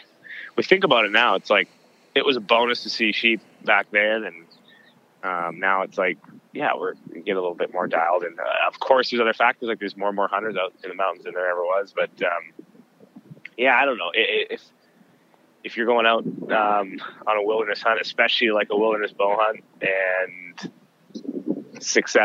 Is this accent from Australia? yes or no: no; Southern Alberta, Canada; I grew up in Southern Alberta in the archery zone, the bow zone outside of Canmore